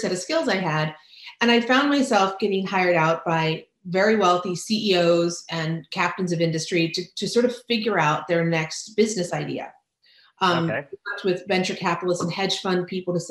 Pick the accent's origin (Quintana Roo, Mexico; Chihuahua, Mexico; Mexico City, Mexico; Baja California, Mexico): Baja California, Mexico; Ensenada; moved away; I grew up in Ensenada.